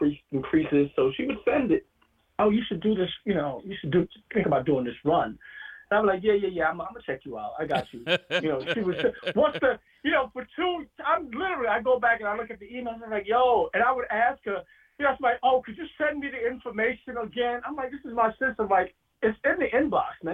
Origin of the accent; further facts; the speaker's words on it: New York City, New York, United States; growing up in Brooklyn